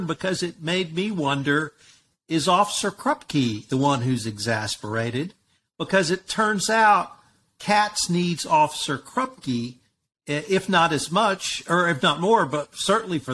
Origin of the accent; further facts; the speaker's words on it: Texas, United States; I'm a Texan